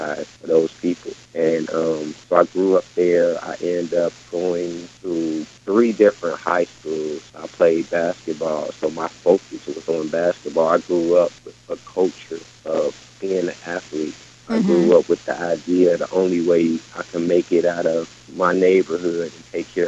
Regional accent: Harvey, Illinois, United States; also born or lived in Chicago; I was born in Chicago. My family moved to a neighboring suburb called Harvey, Illinois

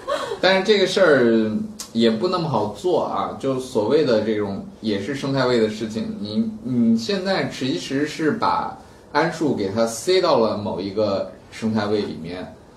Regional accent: China; 我们中国人

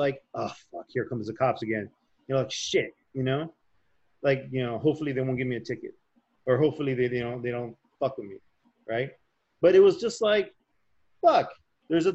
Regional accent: Chicago, Illinois, United States; growing up in Chicago

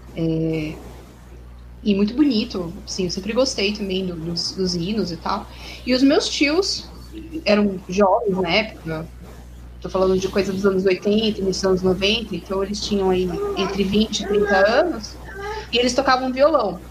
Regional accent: São Paulo, Brazil; now in Minas Gerais, Brazil; eu estou morando em Minas, mas eu sou de São Paulo

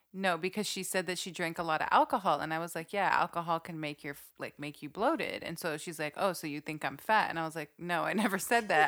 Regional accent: Saudi Arabia; when I grew up in Saudi

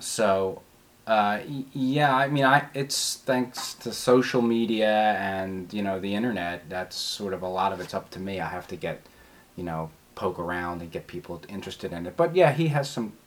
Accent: Philadelphia, Pennsylvania, United States; also born or lived in Washington, District of Columbia, United States; I was born in West Philadelphia at uh, Hospital University, Pennsylvania

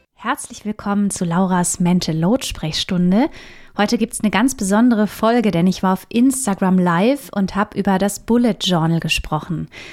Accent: Germany; bei uns in Deutschland

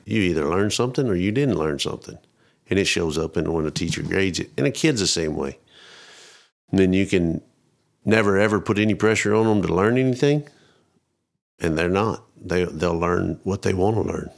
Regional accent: Roby, Texas, United States; moved away; I grew up out kinda northwest of Abilene, around Roby, Rotan.

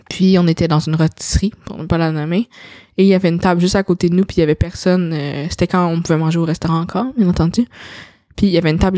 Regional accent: China; French is a second language; je suis une petite chinoise puis euh, ah, je parle donc même bien pour quelqu'un qui vient de la Chine.

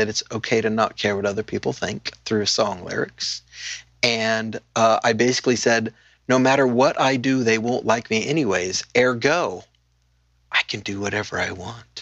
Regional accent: Paso Robles, California, United States; I grew up in Paso Robles, which has gone from 3 wineries to 500 wineries since I lived there

